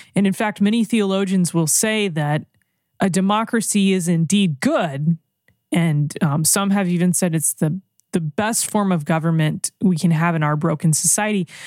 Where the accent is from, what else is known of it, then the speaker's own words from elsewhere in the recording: United States; I'm an American.